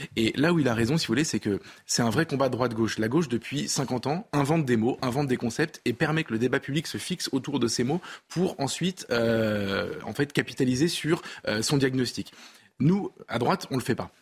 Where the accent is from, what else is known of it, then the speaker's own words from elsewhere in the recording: France; je suis français